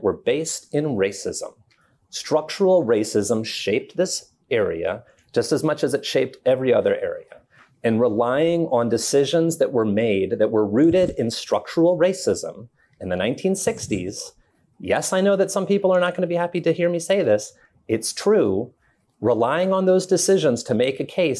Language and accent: English; Ohio, United States; now in Milton, United States; I grew up in Ohio